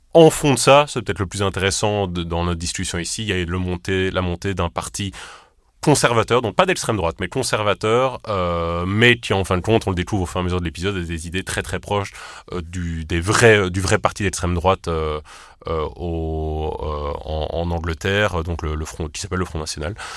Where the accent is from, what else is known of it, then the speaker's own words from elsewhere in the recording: Charleroi, Wallonia, Belgium; on vient de Charleroi